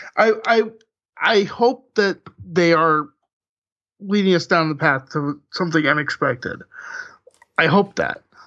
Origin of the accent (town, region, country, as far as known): United States